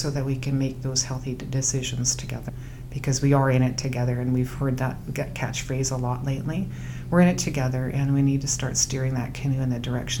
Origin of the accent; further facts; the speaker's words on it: Lakahahmen First Nation, British Columbia, Canada; I am from Lacamel First Nation.